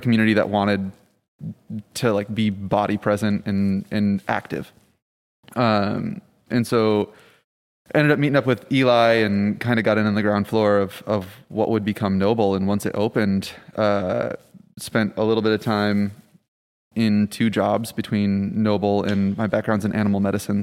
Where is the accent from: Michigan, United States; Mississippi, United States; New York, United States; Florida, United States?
Michigan, United States; also born or lived in Rhode Island; now in New Orleans, United States; I'm originally from Michigan, actually, uh, by way of Rhode Island